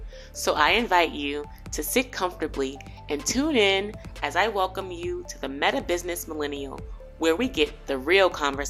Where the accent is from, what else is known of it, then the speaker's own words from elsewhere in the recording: Vancouver, British Columbia, Canada; I don't know anything, but I'm from Vancouver.